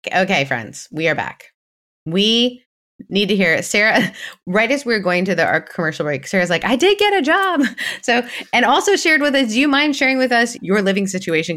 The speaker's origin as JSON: {"language": "English", "country": "Canada", "said": "being Canadian"}